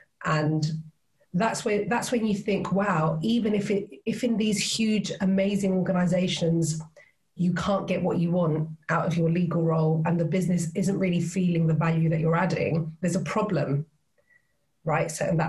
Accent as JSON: {"language": "English", "country": "Cyprus", "tie": "born or raised there", "moved": "as an adult", "lives_now": "United Kingdom", "said": "because I was born and raised there, my mum's British, hence the accent. I was born and raised in Cyprus. And then I decided quite early on that it wasn't for me, it was too small, and I wanted to do something else. So I came to the UK."}